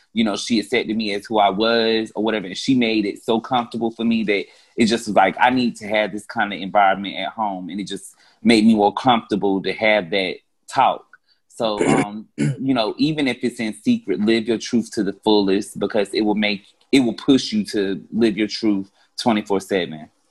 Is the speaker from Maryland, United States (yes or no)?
no; North Carolina, United States; accent: Carolina; now in Atlanta, United States